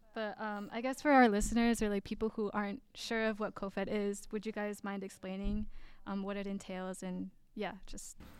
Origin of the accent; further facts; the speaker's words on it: Minneapolis, Minnesota, United States; I'm from the Twin Cities